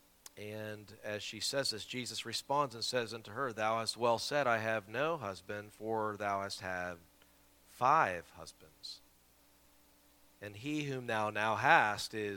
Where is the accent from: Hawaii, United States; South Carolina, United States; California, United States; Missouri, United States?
South Carolina, United States; Simpsonville; That's my hometown, Simpsonville, Greenville area there